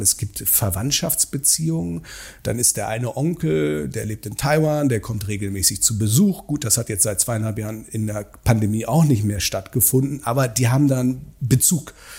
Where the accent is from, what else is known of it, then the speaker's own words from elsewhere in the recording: Germany; moved away as an adult; now in Beijing, China; als Deutscher, sozusagen als Mensch, der in Deutschland sozialisiert ist